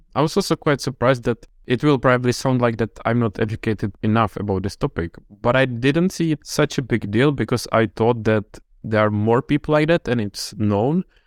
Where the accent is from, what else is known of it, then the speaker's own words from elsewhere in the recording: Czechia; moved away; I'm from the Czech Republic